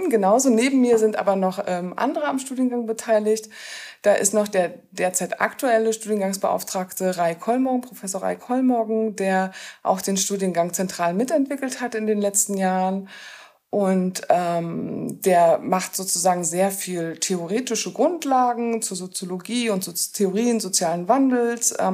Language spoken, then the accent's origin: German; East Germany, Germany; habe ich in Köln angefangen zu studieren und habe dort aber sozusagen am eigenen Leibe erfahren, wie es als Ostdeutsche ist